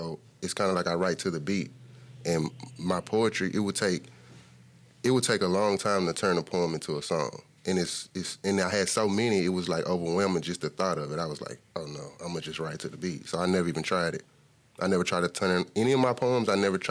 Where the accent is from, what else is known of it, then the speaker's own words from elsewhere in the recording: Houston, Texas, United States; I know a lot because I'm from Houston.